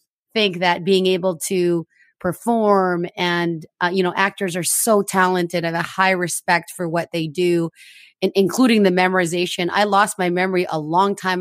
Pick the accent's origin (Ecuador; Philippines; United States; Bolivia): Philippines; moved away; also born or lived in Canada; I'm Filipino Canadian, born in the Philippines